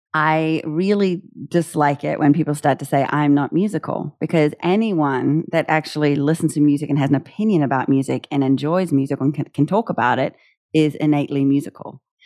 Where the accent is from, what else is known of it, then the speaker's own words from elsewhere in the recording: New Zealand; moved away; being a New Zealander